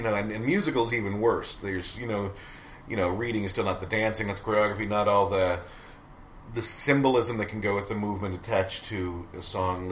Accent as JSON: {"language": "English", "town": "Great Falls", "region": "Montana", "country": "United States", "tie": "born or raised there", "also_born_or_lived": "New York", "moved": "as an adult", "lives_now": "Great Falls, United States", "said": "Great Falls is a small town. It's my hometown"}